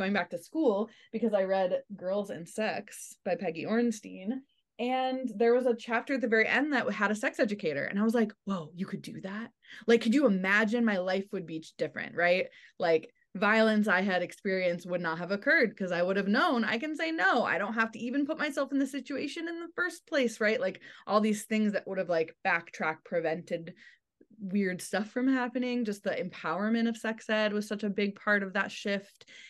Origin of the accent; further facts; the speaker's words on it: Michigan, United States; I grew up in, in Michigan in the suburbs